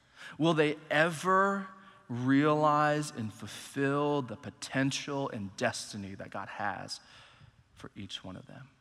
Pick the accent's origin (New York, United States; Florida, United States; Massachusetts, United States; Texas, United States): Texas, United States; Allen; I grew up in Allen, Texas, went to Allen High School throughout the whole school system